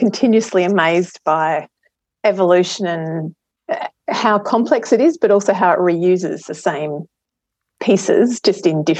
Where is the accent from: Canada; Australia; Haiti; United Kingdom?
Australia; Adelaide, South Australia; So I'm an Adelaide girl. Fairly idyllic childhood. I grew up at Westlake, lots of swimming over summer and playing on the beach and camping and all that sort of good stuff